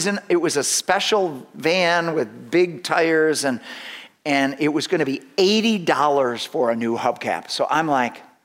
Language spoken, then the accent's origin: English; United States; more American than Christian